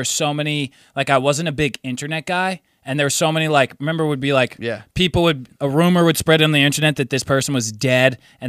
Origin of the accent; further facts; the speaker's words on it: United States; we're American